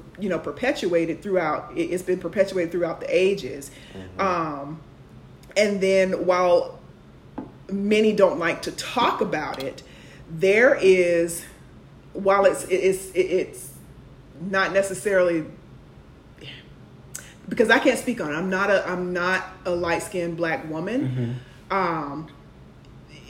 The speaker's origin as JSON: {"language": "English", "town": "Jacksonville", "region": "Florida", "country": "United States", "tie": "born or raised there", "moved": "yes", "said": "I'm from Jacksonville, Florida."}